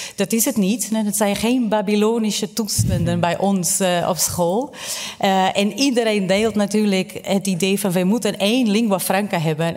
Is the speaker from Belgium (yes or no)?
no; Portugal; now in Netherlands; ik ben opgegroeid in Portugal, mijn leerkrachten waren Portugees